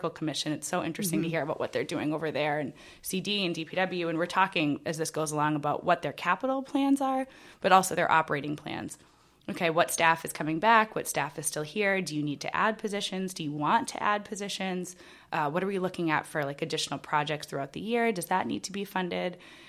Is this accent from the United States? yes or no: yes; Groveland, Massachusetts, United States; now in Salem, United States; I grew up in Groveland, Massachusetts, which is